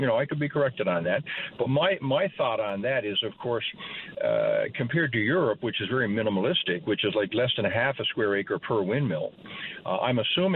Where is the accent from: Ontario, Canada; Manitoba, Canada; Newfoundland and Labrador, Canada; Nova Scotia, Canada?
Newfoundland and Labrador, Canada; Grand Falls-Windsor; I grew up in Grand Falls